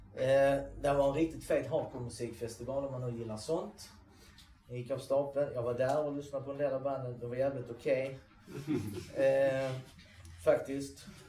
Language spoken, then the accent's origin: Swedish; Sweden; vi som är svenskar